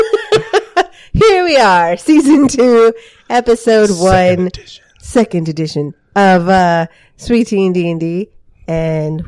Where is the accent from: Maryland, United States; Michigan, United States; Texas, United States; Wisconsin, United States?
Texas, United States; We're from Texas